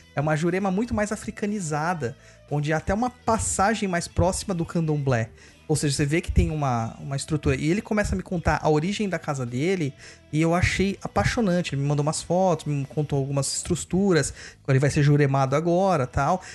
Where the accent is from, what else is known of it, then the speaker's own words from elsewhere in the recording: São Paulo, Brazil; Eu sou natural de São Mateus